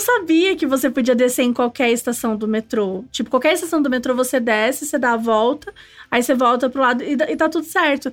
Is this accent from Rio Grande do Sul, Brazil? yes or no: no; Itajubá, Minas Gerais, Brazil; moved away as an adult; also born or lived in Bonfim; now in São Paulo, Brazil; Eu sou, sou mineira, sou do sul de Minas, então vim pra São Paulo